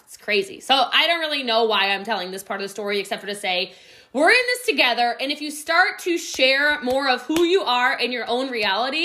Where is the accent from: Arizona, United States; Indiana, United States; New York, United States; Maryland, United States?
Maryland, United States; Middletown; now in Frisco, United States; I'm from Frederick County, Maryland